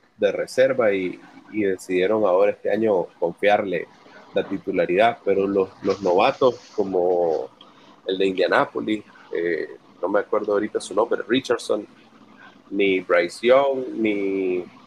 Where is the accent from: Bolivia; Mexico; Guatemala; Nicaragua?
Nicaragua; Somos dos nicaragüenses